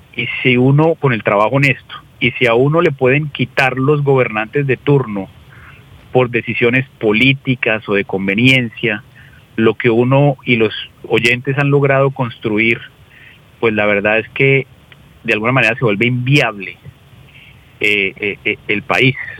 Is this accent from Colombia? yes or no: yes; Colombia; los colombianos